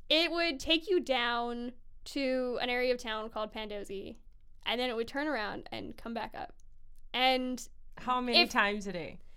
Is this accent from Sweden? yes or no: yes; Sweden; also born or lived in Hawaii; now in Vancouver, Canada; I'm from Sweden.